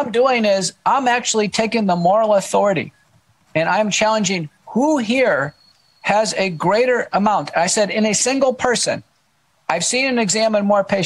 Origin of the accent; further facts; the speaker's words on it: Texas, United States; accent: Texan; also born or lived in Buffalo, New York / Seattle; I am. I grew up here as a kid